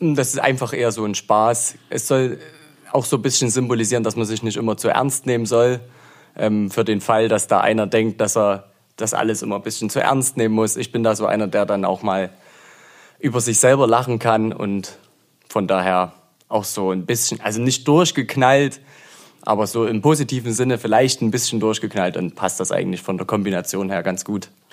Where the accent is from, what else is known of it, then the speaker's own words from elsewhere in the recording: Zwickau, Saxony, Germany; moved away as an adult; also born or lived in Leipzig; now in Aue, Germany; Bin ursprünglich aus Zwickau, dort auch geboren.